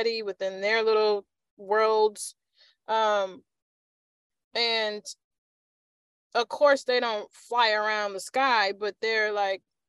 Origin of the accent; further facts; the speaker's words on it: Chicago, Illinois, United States; I grew up in Chicago when Marshall Fields was actually a thing